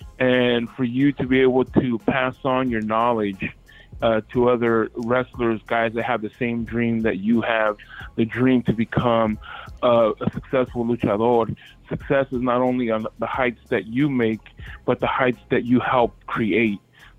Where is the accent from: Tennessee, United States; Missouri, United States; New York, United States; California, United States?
California, United States; Anaheim; I was born in Anaheim